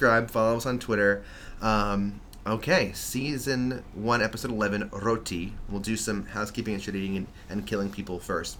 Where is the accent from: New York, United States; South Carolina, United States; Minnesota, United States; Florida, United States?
New York, United States; New York City; I grew up on the Upper West Side of Manhattan.